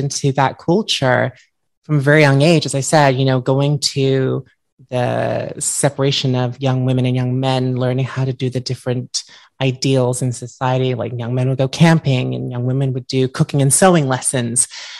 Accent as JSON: {"language": "English", "town": "Perth", "region": "Western Australia", "country": "Australia", "tie": "born or raised there", "also_born_or_lived": "United States", "said": "So I was born in Perth, Western Australia. I grew up between Australia and the United States because my father is American."}